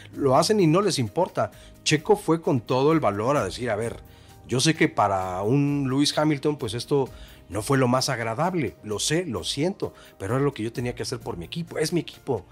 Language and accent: Spanish; Mexico; yo mexicano